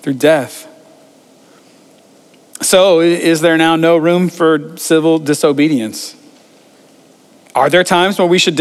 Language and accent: English; United States; it's in our DNA as Americans